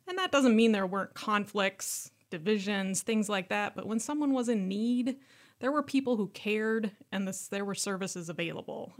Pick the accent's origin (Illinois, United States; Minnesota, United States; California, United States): Minnesota, United States; Worthington; moved away; I grew up in a small city in southwest Minnesota called Burlington